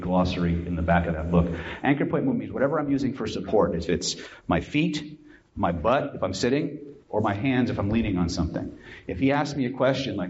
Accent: California, United States; I'm from California

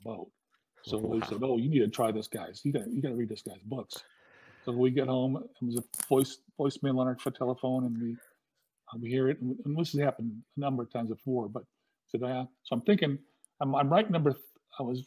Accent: Southern California, United States; also born or lived in Hawaii; I'm from Southern California

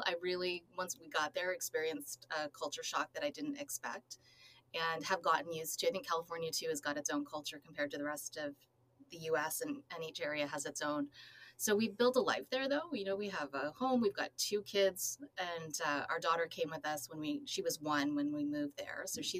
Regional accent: Truro, Nova Scotia, Canada; accent: Canadian; moved away as an adult; also born or lived in Halifax, Canada / London, United Kingdom / Toronto, Canada; now in San Francisco, United States; I grew up in Truro, Nova Scotia, the hub of Nova Scotia.

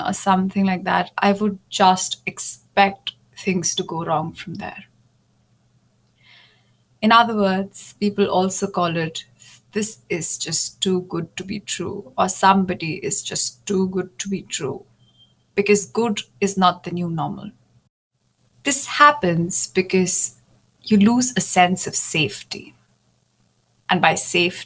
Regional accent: India; moved away as an adult; also born or lived in Germany; I moved back to India, which is my home country. And I moved back to my parents' house

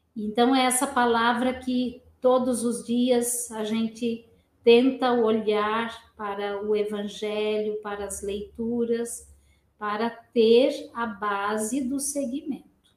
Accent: Pindamonhangaba, São Paulo, Brazil; moved away as an adult; now in Curitiba, Brazil; eu nasci em Pindamonhangaba

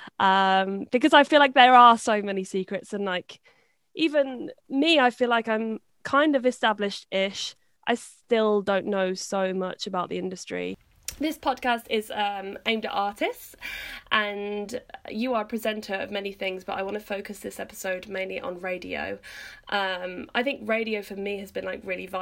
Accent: Hereford and Worcester, West Midlands, United Kingdom; I'm from Hereford and Worcester

